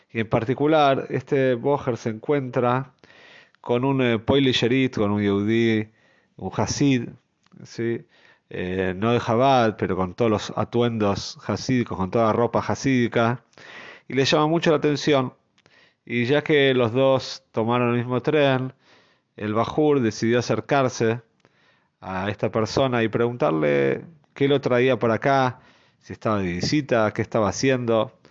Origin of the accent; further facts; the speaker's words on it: Jerusalem, Jerusalem District, Israel; yo nací en Mea Sheorim, como sabemos, uno de los barrios quizás eh, más conocidos en Jerusalén, conocido también por ser un barrio bastante cerrado.